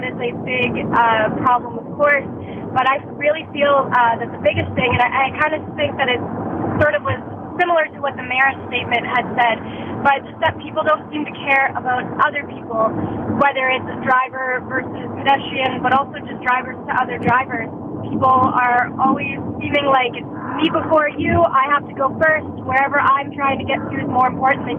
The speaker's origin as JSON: {"language": "English", "town": "Halifax", "region": "Nova Scotia", "country": "Canada", "moved": "yes", "said": "I'm from Halifax, Nova Scotia originally, and I recently went home for a trip"}